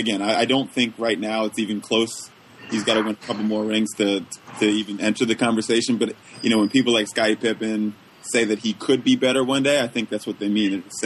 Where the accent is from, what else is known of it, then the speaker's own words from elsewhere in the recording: Philadelphia, Pennsylvania, United States; I grew up a Chicago fan, completely root against my hometown Sixers with the Bulls.